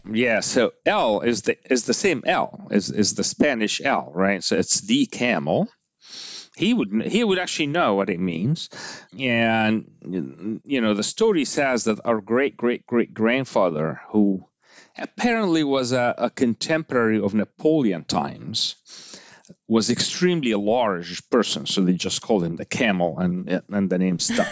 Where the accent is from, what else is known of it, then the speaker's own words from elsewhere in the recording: Egypt; moved away; I grew up in Egypt, so I'm Egyptian by heritage